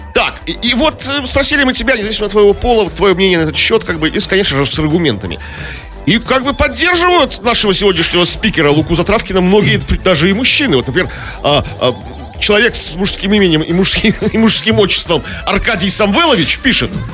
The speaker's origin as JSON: {"language": "Russian", "region": "Saint Petersburg", "country": "Russia", "said": "Мы, хренные петербуржцы"}